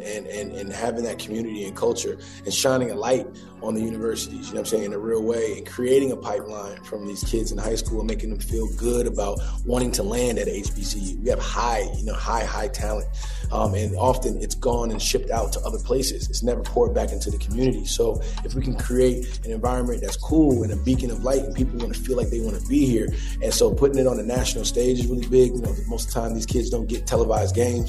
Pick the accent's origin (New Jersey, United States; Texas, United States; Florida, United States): New Jersey, United States; Newark; come to my hometown